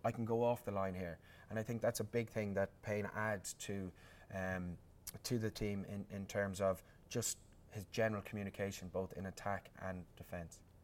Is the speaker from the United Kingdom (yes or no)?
no; Ireland; as an Irishman